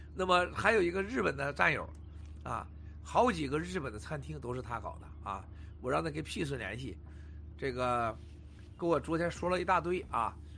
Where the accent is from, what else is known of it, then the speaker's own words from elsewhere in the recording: China; 我们中国人